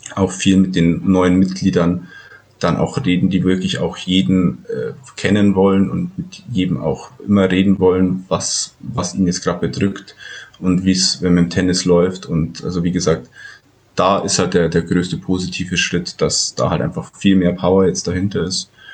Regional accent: Ramos, possibly Röhrmoos, Bavaria, Germany; da wo ich aufgewachsen bin, in Ramos. Also das ist ungefähr, also auch zehn Kilometer von Indersdorf weg.

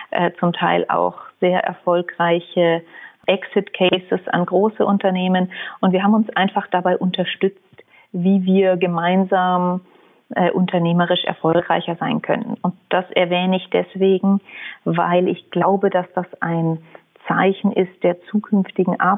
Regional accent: Munich, Bavaria, Germany; Also ich wurde vor 36 Jahren in München geboren und habe die ersten 19 Jahre in München gelebt.

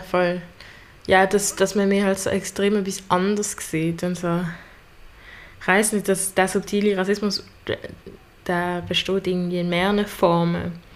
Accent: Basel, Basel-Stadt, Switzerland; komme auch aus Basel und bin Schülerin am Gym Leonard

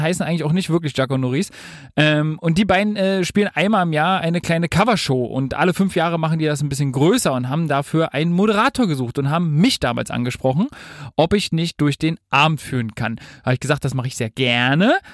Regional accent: Berlin, Germany; ich als Urberliner

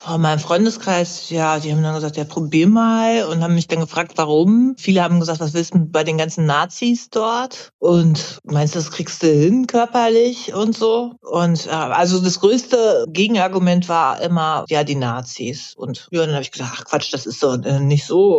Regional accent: near Hanover, Lower Saxony, Germany; ich bin ein bisschen weiter weg

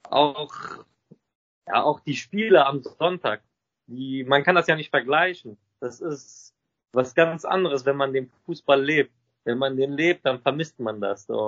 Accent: Lebanon; Wir sind beide ursprünglich aus dem Libanon.

